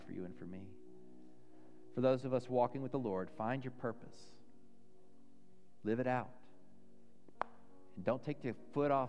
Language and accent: English; Dallas, Texas, United States; I grew up in Dallas.